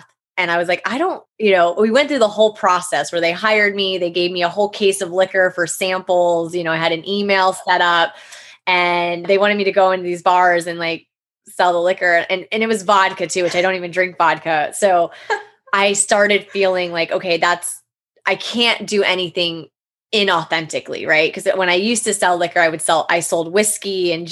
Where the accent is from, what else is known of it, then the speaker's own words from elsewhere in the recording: Florida, United States; also born or lived in Jackson Hole, Wyoming; I was born in Jackson Hole, Wyoming, and my dad and extended family still live out there. But my mom and dad divorced when I was one. And so I grew up in Florida since a child